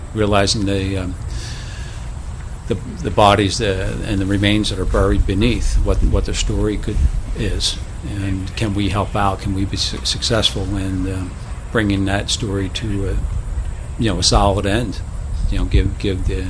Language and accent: English; Philadelphia, Pennsylvania, United States; a young student growing up in Northeast Philadelphia